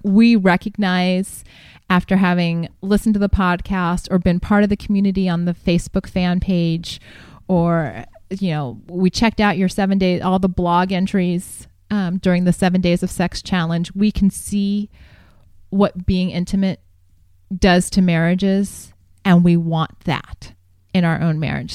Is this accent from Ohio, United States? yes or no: yes; Columbus, Ohio, United States; moved away as an adult; also born or lived in Greencastle, Indiana; now in San Diego, United States; I grew up in Columbus, Ohio, and went to college at DePaul University in Greencastle, Indiana.